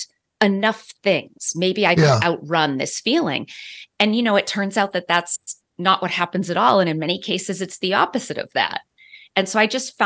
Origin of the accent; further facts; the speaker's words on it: Boston, Massachusetts, United States; moved away as an adult; also born or lived in San Diego; I grew up in the Boston area